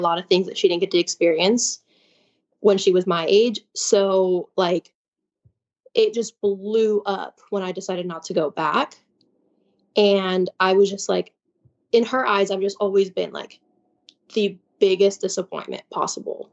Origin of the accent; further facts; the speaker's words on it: Chicago, Illinois, United States; also born or lived in Nacogdoches, Texas; I'm from Chicago, and, like, I'm from, like, a bigger city